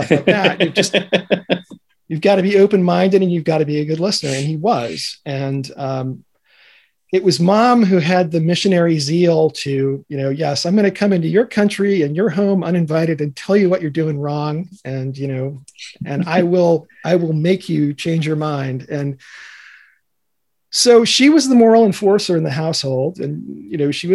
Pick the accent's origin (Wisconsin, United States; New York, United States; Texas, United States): New York, United States; New York City; me being a New Yorker